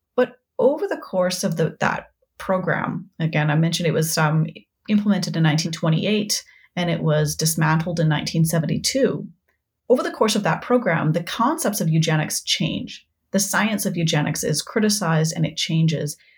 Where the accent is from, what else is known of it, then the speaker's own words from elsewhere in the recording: Saskatoon, Saskatchewan, Canada; also born or lived in Halifax; I grew up in Saskatoon